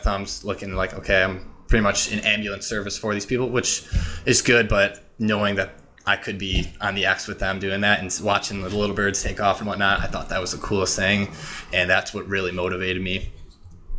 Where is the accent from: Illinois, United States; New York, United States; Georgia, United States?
Illinois, United States; I grew up, I was born and raised in Illinois